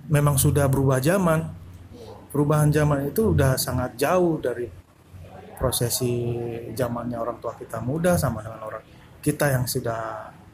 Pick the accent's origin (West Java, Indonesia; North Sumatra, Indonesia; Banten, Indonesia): North Sumatra, Indonesia; jadi ekspektasi orang tua kita sebagai orang Batak mereka mereka pasti menuntut anaknya yang terbaik